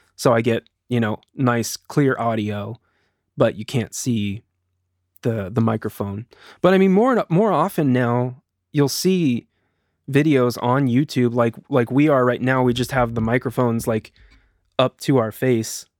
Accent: United States; also born or lived in Eugene, Oregon; my wife and I are both from here

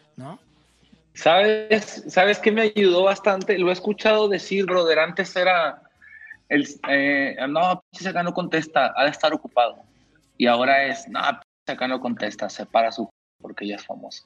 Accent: Mexico; yo como mexicano

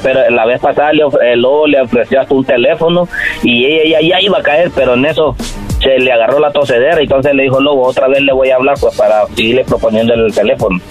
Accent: Honduras; yo soy de Honduras

